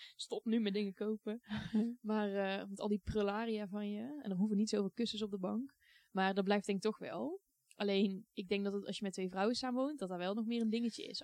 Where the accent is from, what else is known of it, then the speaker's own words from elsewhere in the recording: Goirle, North Brabant, Netherlands; Ik vond het heel fijn om op te groeien in een dorp. Want ik heb echt een fijne tijd gehad in Goorlen. is een klein dorpje bij Tilburg